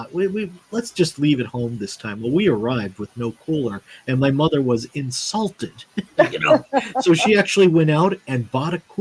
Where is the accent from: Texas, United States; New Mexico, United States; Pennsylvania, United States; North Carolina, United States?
Pennsylvania, United States; Pittston; I grew up in the Scranton-Wilkes-Barre area, right between the two cities, actually, in a little coal town there, Pittston, Pennsylvania